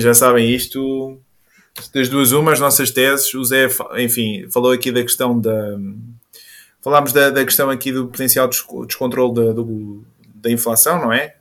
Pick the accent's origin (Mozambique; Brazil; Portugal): Portugal; Caldas da Rainha, Centro; Eu sou das Caldas